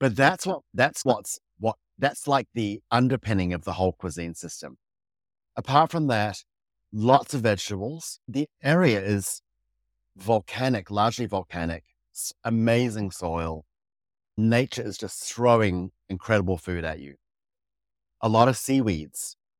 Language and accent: English; Fiji; moved away; also born or lived in Samoa / New York, United States / New Zealand; I grew up in Fiji